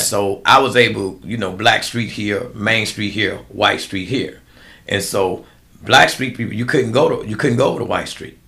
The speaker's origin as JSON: {"language": "English", "country": "United States", "tie": "born or raised there", "said": "I grew up in America"}